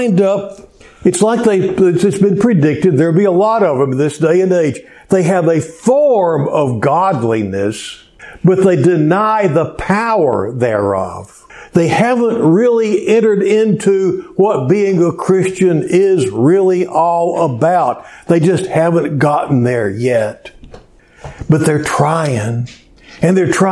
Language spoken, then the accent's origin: English; Cleveland, Texas, United States; also born or lived in Houston, Texas; my hometown in Cleveland, just 45 miles